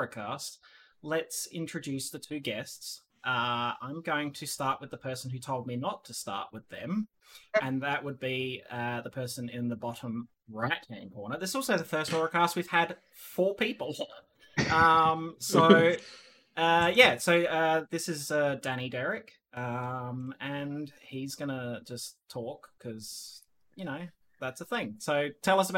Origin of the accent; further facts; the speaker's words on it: Australia; now in Netherlands; I'm still 100% Aussie